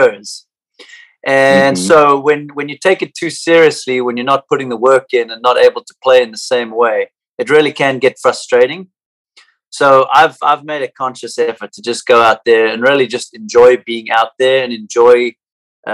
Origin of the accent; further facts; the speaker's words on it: South Africa; now in United States; growing up in South Africa